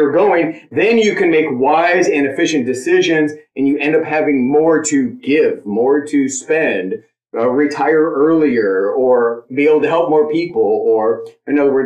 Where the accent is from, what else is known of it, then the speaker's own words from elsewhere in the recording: San Diego, California, United States; moved away; I grew up in South San Diego